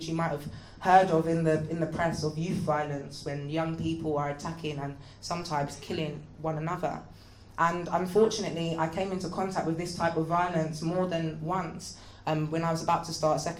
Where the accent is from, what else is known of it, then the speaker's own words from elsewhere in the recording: London, United Kingdom; I grew up in the Graham Park Estate in Northwest London.